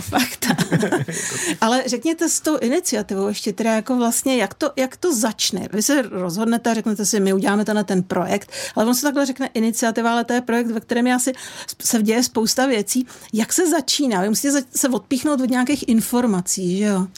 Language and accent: Czech; Czechia; my Češi